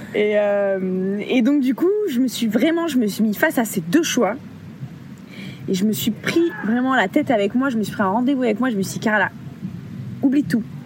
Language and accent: French; Bordeaux, Nouvelle-Aquitaine, France; moved away as an adult; also born or lived in Caribbean; de base, je suis bordelaise